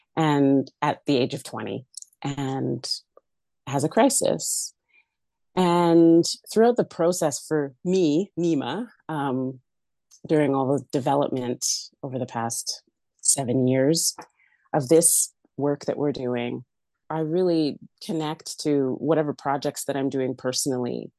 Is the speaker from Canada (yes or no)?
yes; Alberta, Canada; moved away; Born and raised in Alberta. I call myself a prairie chick.